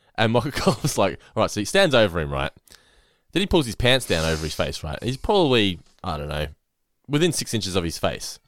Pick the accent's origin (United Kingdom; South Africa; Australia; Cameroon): Australia; Geelong, Victoria; I grew up in North Lane